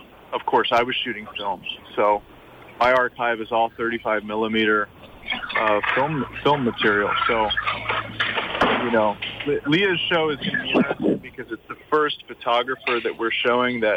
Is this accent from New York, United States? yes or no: yes; New York City, New York, United States; now in St. Croix, US Virgin Islands; I grew up in Brooklyn, and I grew up with a family who I watched run a business